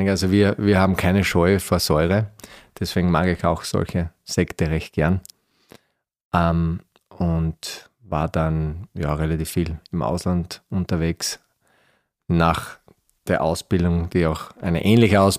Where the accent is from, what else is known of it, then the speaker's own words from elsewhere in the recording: Styria, Austria; ich bin, ich bin ein Steirer, so wie du.